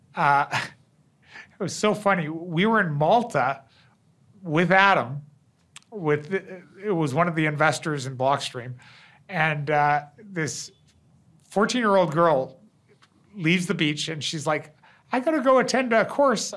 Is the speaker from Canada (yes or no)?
yes; Canada; I'm I'm a Canadian